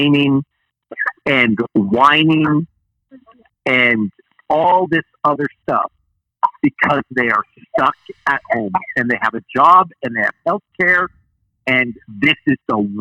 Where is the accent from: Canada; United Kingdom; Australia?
Canada; I'm Canadian, so I sometimes use words that people don't understand. Like I call a couch Chesterfield or I call a remote control a converter